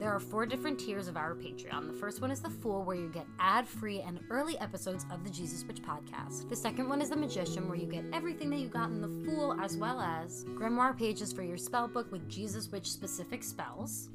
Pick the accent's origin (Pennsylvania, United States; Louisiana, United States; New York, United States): New York, United States; I'm a New Yorker